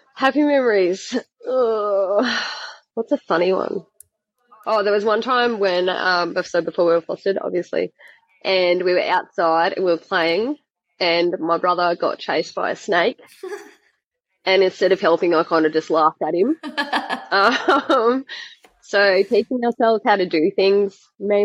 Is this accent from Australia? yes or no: yes; Adelaide, South Australia, Australia; I was born in Adelaide in South Australia.